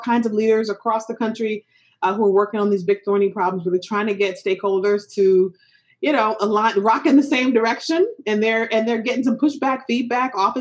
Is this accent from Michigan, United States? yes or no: yes; Detroit, Michigan, United States; growing up in Detroit, Michigan